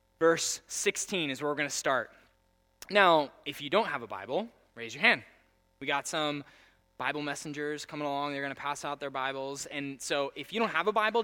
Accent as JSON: {"language": "English", "country": "United States", "said": "I'm the only American standing there in a group of Chinese people"}